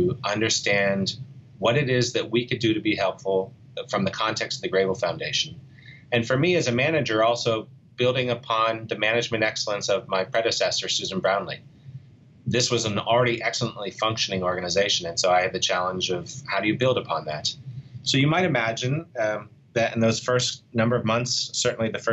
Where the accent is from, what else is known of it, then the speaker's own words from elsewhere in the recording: Pittsburgh, Pennsylvania, United States; moved away as an adult; my hometown of Pittsburgh